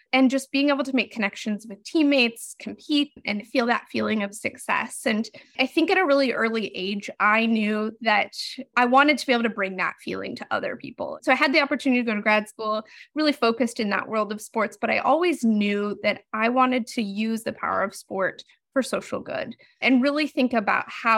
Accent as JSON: {"language": "English", "region": "Utah", "country": "United States", "tie": "born or raised there", "moved": "yes", "said": "I'm from Utah originally, so I was in high school during the 2002 Olympics"}